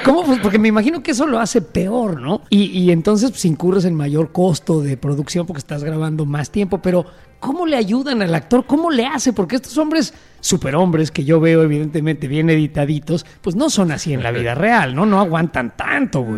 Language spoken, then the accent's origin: Spanish; Mexico; cosas que decimos los mexicanos